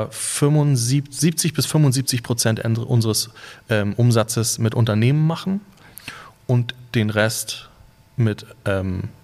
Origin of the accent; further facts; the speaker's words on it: Husum, Schleswig-Holstein, Germany; Ich bin in Husum geboren und habe die ersten paar Jahre meines Lebens in Husum verbracht. Das zählt dazu, würde ich sagen